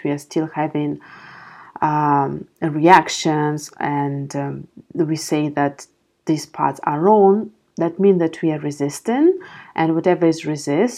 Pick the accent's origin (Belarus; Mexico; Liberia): Belarus; now in Amsterdam, Netherlands; I'm living in Amsterdam, my parents are living back in my home country in Belarus